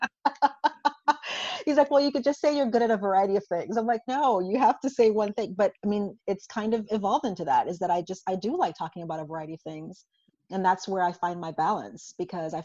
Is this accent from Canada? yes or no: no; St. Croix, U.S. Virgin Islands; So I'm originally from St. Croix in the United States Virgin Islands. So I was born and raised there.